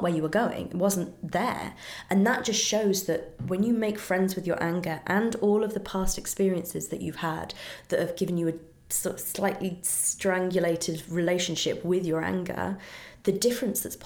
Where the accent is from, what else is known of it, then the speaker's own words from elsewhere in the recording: United Kingdom; I'm very British.